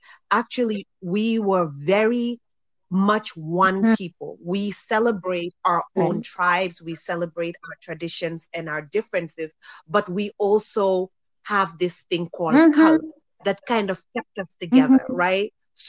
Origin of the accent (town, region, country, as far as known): Gambia; born or raised there; moved away